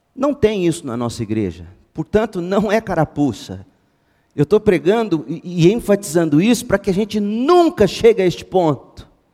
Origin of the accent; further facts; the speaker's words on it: Goiás, Brazil; moved away; eu sou goiano, tanto amo minha terra que para cá voltei